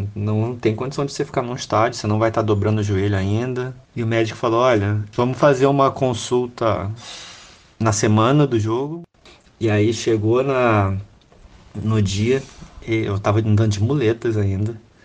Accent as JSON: {"language": "Portuguese", "region": "Rio de Janeiro", "country": "Brazil", "said": "sou do Rio de Janeiro"}